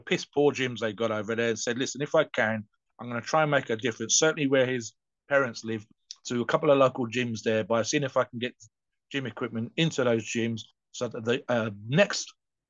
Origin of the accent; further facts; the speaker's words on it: United Kingdom; because we're British